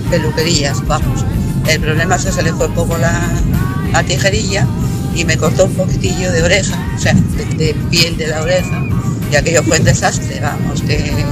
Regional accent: Madrid, Community of Madrid, Spain; soy de Madrid.

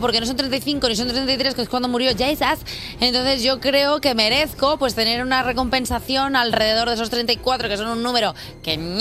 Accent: Reus, Catalonia, Spain; now in Madrid, Spain; nací en Reus hace 33 años.

